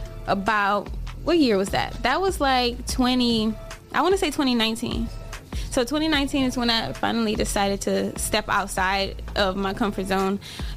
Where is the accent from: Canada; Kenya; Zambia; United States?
United States; Toledo, Ohio; I'm born and raised in Toledo.